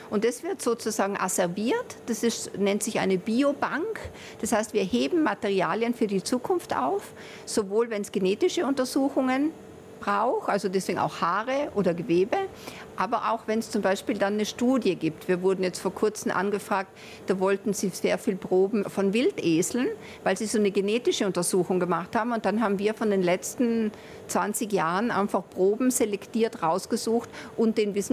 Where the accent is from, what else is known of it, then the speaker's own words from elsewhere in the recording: Trentino-Alto Adige, Italy; also born or lived in Bologna; Ja, also ich war auf der deutschen Schule. In Italien, in Südtirol kann man ja wählen, auf welche Schule man geht. Ich war auf der deutschsprachigen Schule, aber immer mit der Zweitsprache Italienisch